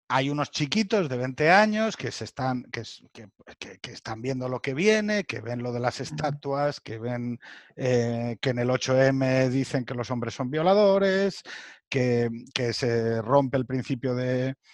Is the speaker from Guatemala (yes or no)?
no; Spain; Y al mismo tiempo soy español.